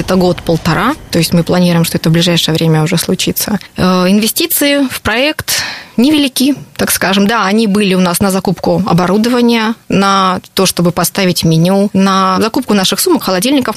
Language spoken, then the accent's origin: Russian; Rostov-on-Don, Rostov Oblast, Russia; moved away as an adult; also born or lived in Moscow / London; now in Rostov-on-Don, Russia; 10 лет прожив в Москве, я задумалась о том, что я хочу в родном городе открыть что-то